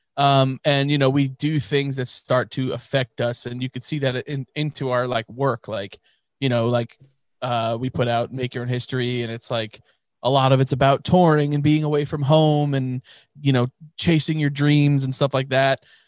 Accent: New York, United States; we're from New York

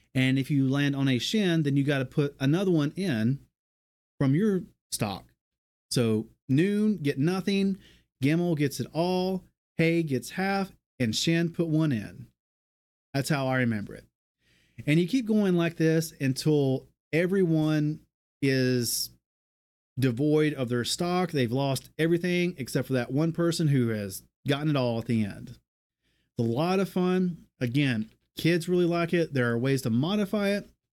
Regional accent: American South, United States; We're from the American South

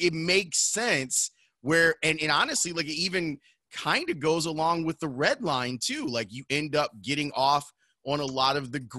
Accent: Chicago, Illinois, United States; I grew up on 111th in Halsted.

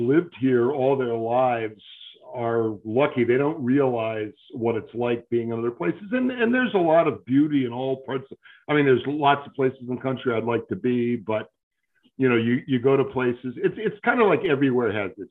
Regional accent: Great Lakes Midwest, United States; moved away as an adult; also born or lived in Iowa / Buffalo, New York / Binghamton, New York / New York City; now in Deerfield, United States; I was born in Iowa, if you can believe it, and raised in what I would refer to as the Great Lakes Midwest.

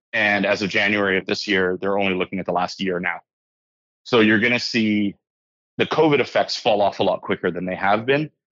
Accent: Hawaii, United States; moved away as an adult; also born or lived in Victoria, British Columbia; now in Canada; I was raised in Hawaii. My mom still lives there.

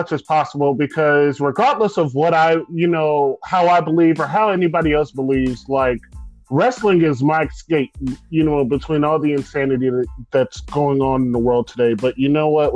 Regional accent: United States; we as an American people

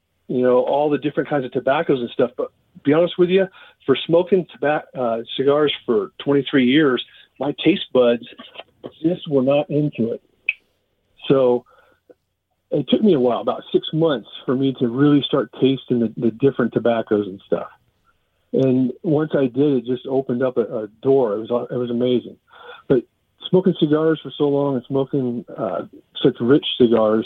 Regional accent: East Bay, Northern California, United States; also born or lived in Auburn, California; born and raised in Northern California. Started off in the Bay Area over in the East

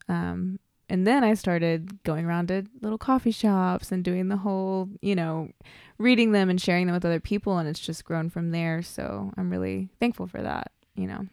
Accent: Oklahoma, United States; also born or lived in Shawnee, Oklahoma / Pawnee, Oklahoma / El Reno, Oklahoma; I'm born and raised in Oklahoma. I was born down south in Shawnee and, uh, I moved around, um, growing up.

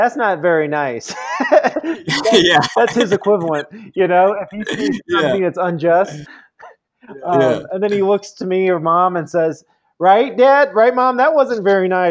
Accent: Midwest, United States; also born or lived in San Francisco, United States / Indiana, United States / East Coast, United States; now in Colorado Springs, United States; growing up in the Midwest or being out here in the East Coast

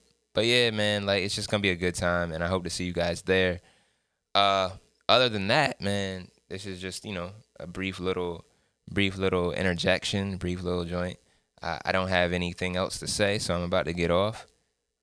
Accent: Salisbury, Maryland, United States; Salisbury, Maryland, that's my hometown

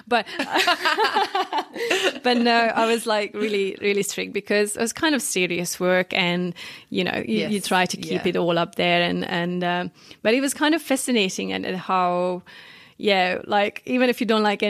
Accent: northeast Hungary, Hungary; English is a second language; moved away as an adult; now in New Zealand; the place I grew up, it's like northeast Hungary

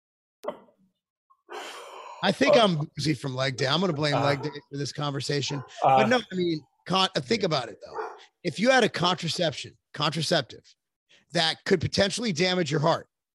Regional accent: United States; I'm an American

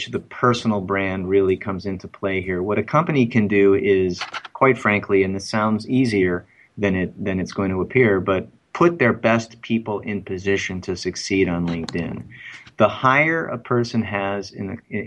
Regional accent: Chicago, Illinois, United States; I am from Chicago

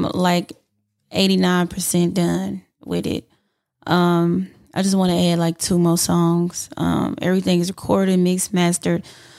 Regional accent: Houston, Texas, United States; I'm from Houston, so I always got to represent.

